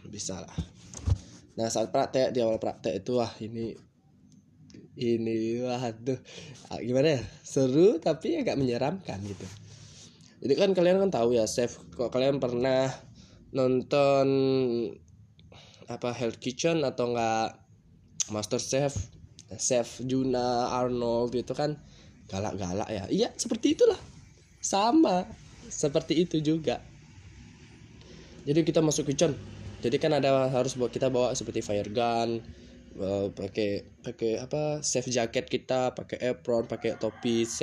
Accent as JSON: {"language": "Indonesian", "town": "Badung", "region": "Bali", "country": "Indonesia", "said": "aku berasal dari Bali, tepatnya di Kabupaten Badung."}